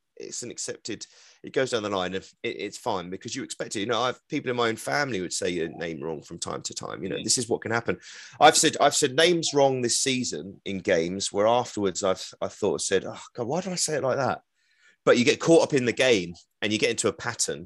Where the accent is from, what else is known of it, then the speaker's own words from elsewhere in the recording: London, United Kingdom; accent: East London; I'm from East London. I could get really thick with the East London accent